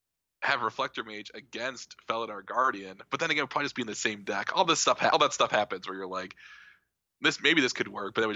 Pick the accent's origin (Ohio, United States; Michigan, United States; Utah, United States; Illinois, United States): Utah, United States; Provo; in Provo, so I get to defend my hometown